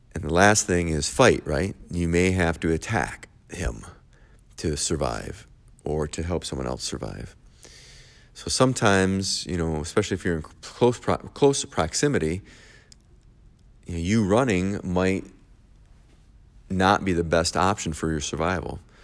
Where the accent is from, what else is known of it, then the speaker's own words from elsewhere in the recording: Michigan, United States; I am from Michigan